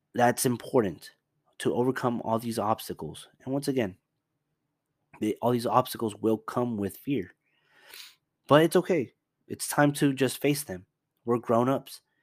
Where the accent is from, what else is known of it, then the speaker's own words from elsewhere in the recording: Dallas, Texas, United States; also born or lived in Houston; I'm from Dallas